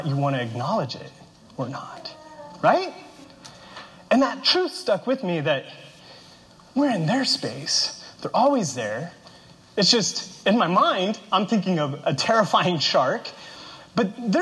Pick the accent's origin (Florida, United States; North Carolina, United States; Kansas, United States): Kansas, United States; now in Arizona, United States; I grew up in Kansas, which is the epicenter of the continental United States.